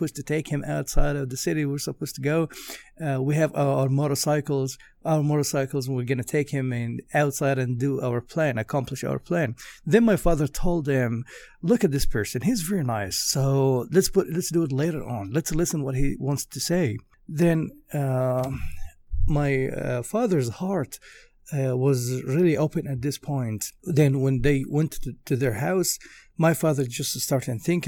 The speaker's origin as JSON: {"language": "English", "country": "Egypt", "tie": "born or raised there", "moved": "yes", "lives_now": "Nashville, United States", "said": "I was born in Egypt in 1984 in a Christian family"}